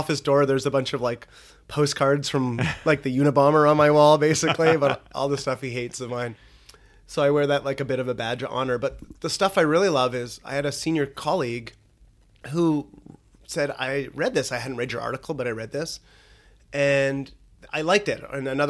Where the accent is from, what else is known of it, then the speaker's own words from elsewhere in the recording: Fox Creek, Alberta, Canada; in a small town, Fox Creek, Alberta.